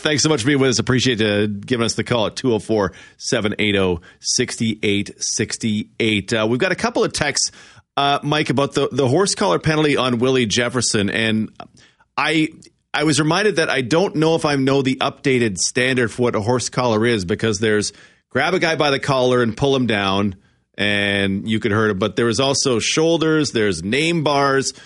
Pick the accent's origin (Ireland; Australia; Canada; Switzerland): Canada; near Calgary, Alberta; The Elks are the team of my childhood growing up near Calgary